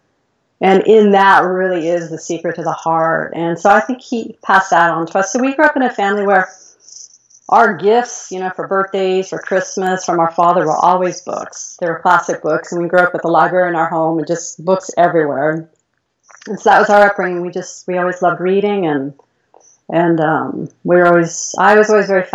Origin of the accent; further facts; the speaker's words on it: Mill Valley, California, United States; I grew up in California, Mill Valley, California. It's the suburb of San Francisco.